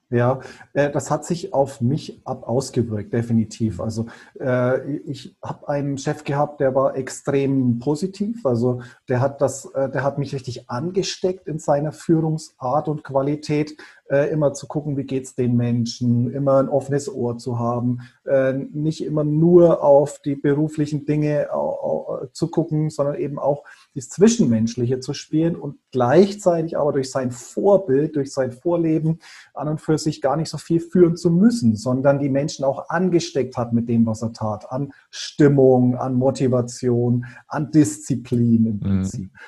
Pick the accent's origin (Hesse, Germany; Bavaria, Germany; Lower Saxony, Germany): Bavaria, Germany; Bayreuth; ich bin in Bayreuth aufgewachsen, also waschechter Franke.